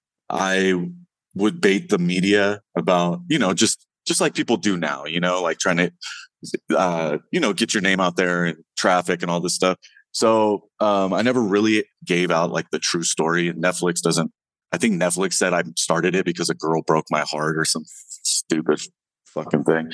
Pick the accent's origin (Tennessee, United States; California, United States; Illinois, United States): California, United States; Woodland; I grew up right outside Sacramento, California